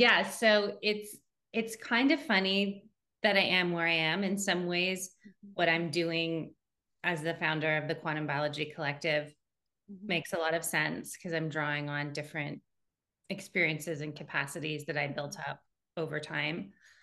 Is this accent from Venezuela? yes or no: no; Canada; also born or lived in France; now in United States; And then we're Canadian, and now we're in the US.